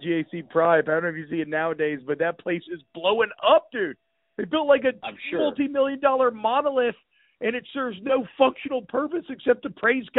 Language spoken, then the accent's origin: English; Atlanta, Georgia, United States; moved away as an adult; now in Louisiana, United States; I moved from Louisiana when I was 4, and then I was in Atlanta until I was 18.